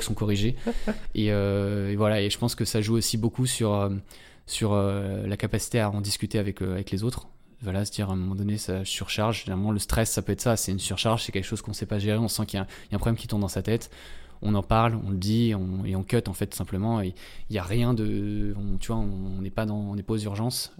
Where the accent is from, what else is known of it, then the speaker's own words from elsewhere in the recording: Antony, Île-de-France, France; chez mes parents, euh, en-, Anthony, euh, dans le, là où j'ai grandi